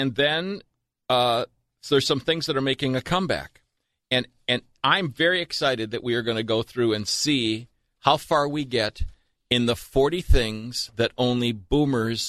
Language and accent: English; Bloomington, Minnesota, United States; also born or lived in Richfield, Minnesota; from 1951, the year of my birth, to 1957, the year that we moved from Richfield, Minnesota to Bloomington, Minnesota, when I started first grade